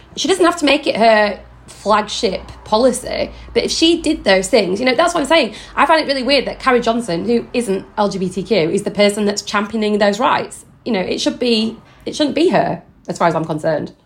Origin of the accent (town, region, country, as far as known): Yorkshire and the Humber, United Kingdom; now in London, United Kingdom